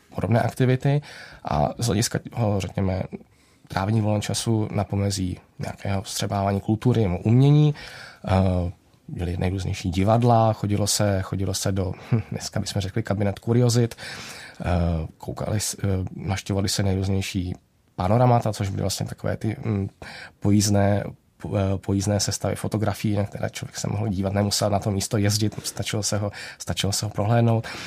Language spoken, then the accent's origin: Czech; Czechia; my jako Češi